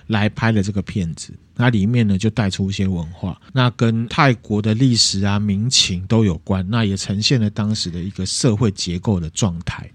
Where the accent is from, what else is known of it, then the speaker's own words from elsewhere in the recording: Taiwan; 我们台湾人